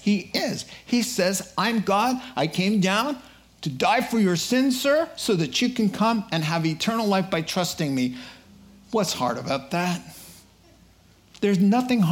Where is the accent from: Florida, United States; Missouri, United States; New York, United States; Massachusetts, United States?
Massachusetts, United States; Boston; I'm from Boston